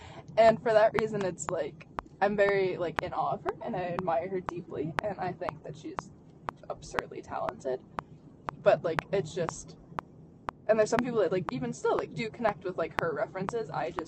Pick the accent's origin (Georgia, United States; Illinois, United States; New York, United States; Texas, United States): Illinois, United States; Chicago; I'm from Chicago, so I've witnessed Wisconsin drivers all the time